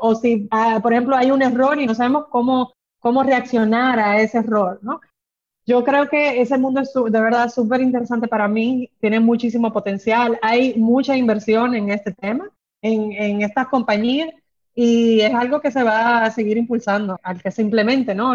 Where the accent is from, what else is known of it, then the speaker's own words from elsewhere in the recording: Dominican Republic; moved away as an adult; also born or lived in London; Yo soy dominicana, he vivido mi vida entera acá, pero he estudiado fuera